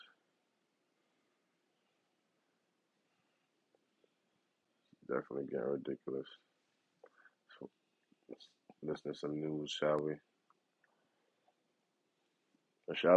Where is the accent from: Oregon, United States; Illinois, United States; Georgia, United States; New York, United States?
New York, United States; New York City; I'm from New York